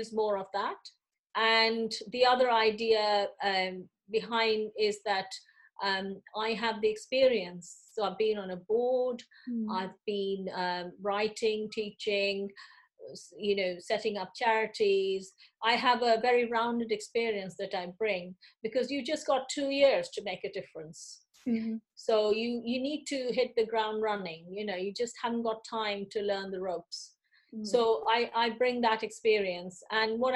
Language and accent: English; India; moved away as an adult; now in United Kingdom; I came from India. I didn't study my part one and two in the UK. I did those in India